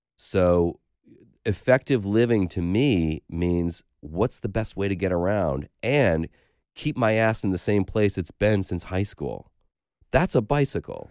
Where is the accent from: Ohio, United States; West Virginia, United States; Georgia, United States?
Ohio, United States; Lakewood; also born or lived in Cleveland; now in New York, United States; I grew up in Lakewood, Ohio, which is just west of Cleveland